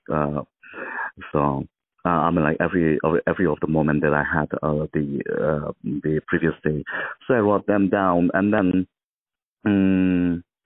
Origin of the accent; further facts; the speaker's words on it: Mizoram, India; I'm from the northeast uh, Mizoram, born and brought up in the Mizoram